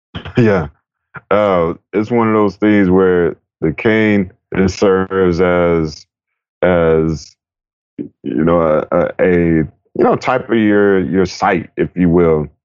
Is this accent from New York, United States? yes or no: no; Raleigh, North Carolina, United States; now in California, United States; I grew up in Raleigh, North Carolina